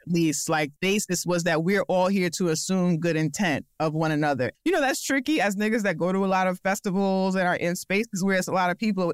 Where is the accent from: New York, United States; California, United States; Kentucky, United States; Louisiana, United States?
New York, United States; As a New Yorker, as a Black person